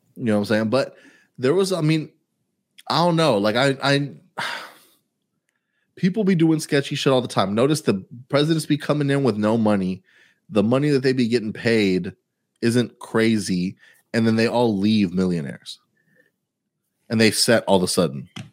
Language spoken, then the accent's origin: English; Houston, Texas, United States; I'm from Houston way more than you're from Houston